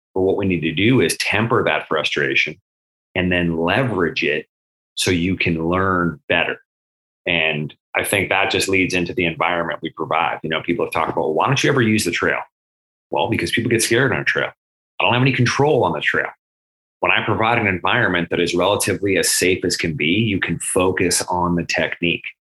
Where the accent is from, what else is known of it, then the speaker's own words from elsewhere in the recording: Massachusetts, United States; moved away; I was born in Massachusetts